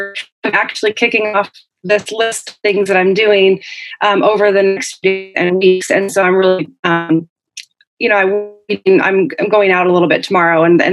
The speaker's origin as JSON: {"language": "English", "region": "Oregon", "country": "United States", "tie": "born or raised there", "also_born_or_lived": "Canada / Syracuse, New York", "moved": "as an adult", "said": "I'm from Oregon originally. I was born on the East Coast in Canada. My dad is from upstate New York, and my mom is Canadian. And I was born out there. And then when I was little, I moved out to Oregon and grew up there."}